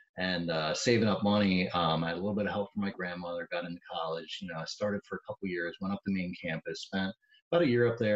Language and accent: English; Birdsboro, Pennsylvania, United States; also born or lived in Pottstown, Pennsylvania; I grew up in Berks County in a little town called Birdsboro